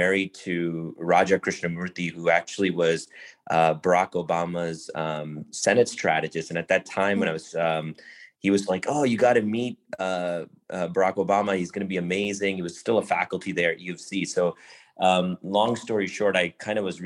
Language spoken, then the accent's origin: English; Buffalo, New York, United States; also born or lived in southern India / Chicago; growing up in Buffalo, New York, I was part of the typical South Asian culture